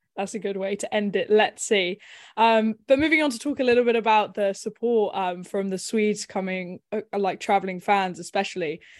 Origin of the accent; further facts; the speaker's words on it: England, United Kingdom; we are English